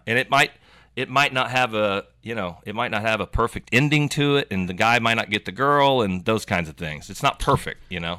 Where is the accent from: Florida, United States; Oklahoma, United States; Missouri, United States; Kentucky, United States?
Oklahoma, United States; Yukon; I grew up in Yukon, Oklahoma